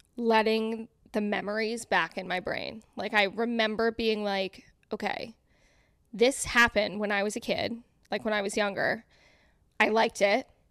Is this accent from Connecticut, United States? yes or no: yes; Connecticut, United States; moved away as an adult; now in New York City, United States; I'm from Connecticut. We're all from Connecticut.